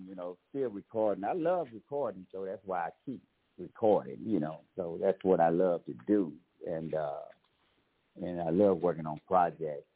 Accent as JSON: {"language": "English", "area": "Clarksdale", "region": "Mississippi", "country": "United States", "tie": "born or raised there", "moved": "yes", "lives_now": "Pensacola, United States", "said": "my hometown, Clarksville, Mississippi"}